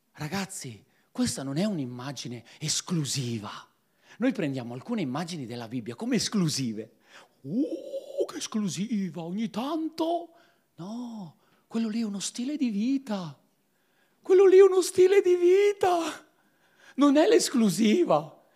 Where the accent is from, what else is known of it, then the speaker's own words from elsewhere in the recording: Piedmont, Italy; Io sono un piemontese puro di razza